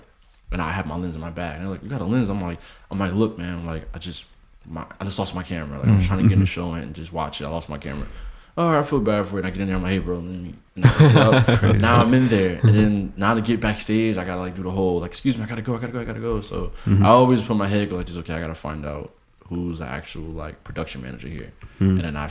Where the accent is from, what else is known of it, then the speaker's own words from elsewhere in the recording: Newark, New Jersey, United States; I'm from Newark